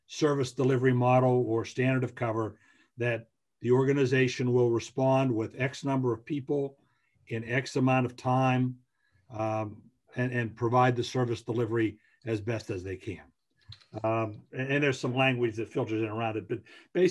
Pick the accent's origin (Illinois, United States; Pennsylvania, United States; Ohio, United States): Pennsylvania, United States; Western; now in Eastern Pennsylvania, United States; where I grew up in Western Pennsylvania